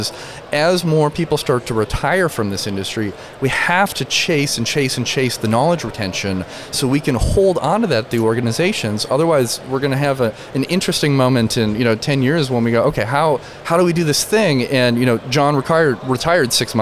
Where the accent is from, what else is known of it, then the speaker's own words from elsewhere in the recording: rural Michigan, United States; I grew up in rural Michigan